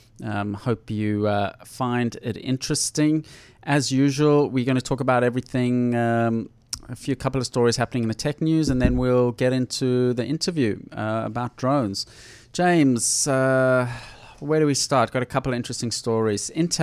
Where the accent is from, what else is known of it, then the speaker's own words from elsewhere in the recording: South Africa; moved away; when I was growing up in South Africa